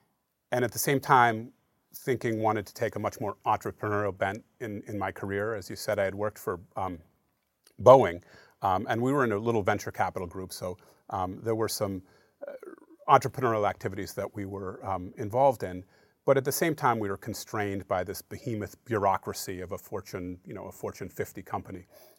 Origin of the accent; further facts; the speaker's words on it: Falmouth, Maine, United States; moved away as an adult; also born or lived in Durham, North Carolina / New York City / Seattle, Washington; now in Portland, United States; I grew up in Falmouth, went to Falmouth High School. And I often tell people that I spent most of my childhood figuring out how to get out of Maine.